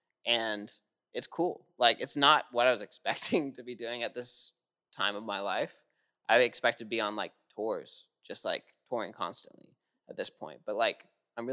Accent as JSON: {"language": "English", "town": "Jacksonville", "region": "Florida", "country": "United States", "tie": "born or raised there", "also_born_or_lived": "Nashville / Colorado", "said": "Moved to Jacksonville after"}